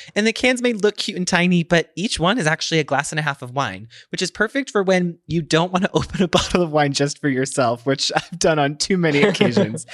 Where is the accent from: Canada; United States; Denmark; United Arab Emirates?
United States